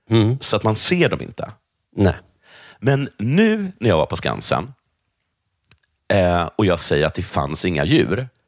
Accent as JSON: {"language": "Swedish", "country": "Sweden", "said": "ingen skulle se att jag är svensk."}